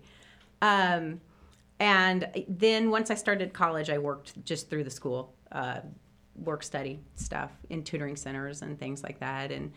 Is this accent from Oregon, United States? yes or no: no; Clinton, Indiana, United States; moved away as an adult; also born or lived in South Carolina; I grew up in Clinton, Indiana, and so it's like 45 minutes from here